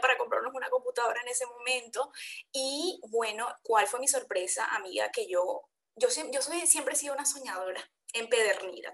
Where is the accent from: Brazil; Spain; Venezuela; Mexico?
Venezuela; Soy venezolana también